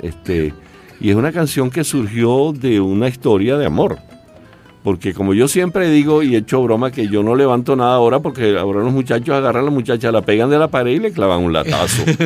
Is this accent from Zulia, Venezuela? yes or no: no; Calabozo, Guárico, Venezuela; mi pueblo, para Calabozo